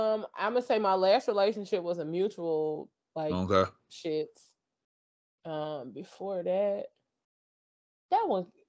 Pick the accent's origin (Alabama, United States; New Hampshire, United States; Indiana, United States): Indiana, United States